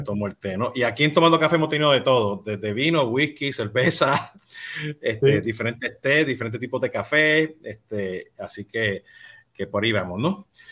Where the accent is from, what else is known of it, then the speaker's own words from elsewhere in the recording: Puerto Rico; now in Florida, United States; Yo siendo boricua